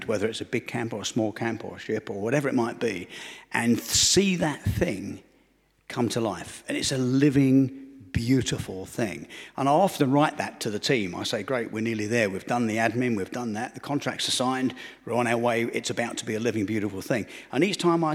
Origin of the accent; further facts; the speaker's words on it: Romford, London, United Kingdom; I grew up in Romford, Essex, which is the east end of London.